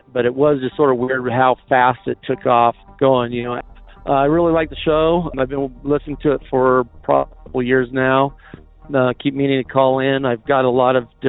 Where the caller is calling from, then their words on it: Franklin, Idaho, United States; I'm calling from Franklin, Idaho.